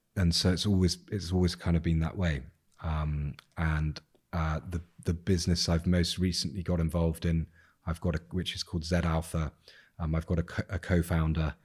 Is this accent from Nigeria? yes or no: no; England, United Kingdom; I'm English